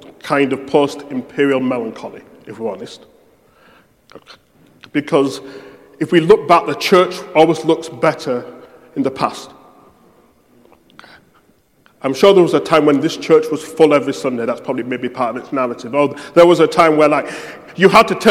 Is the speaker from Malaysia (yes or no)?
no; United Kingdom; I'm British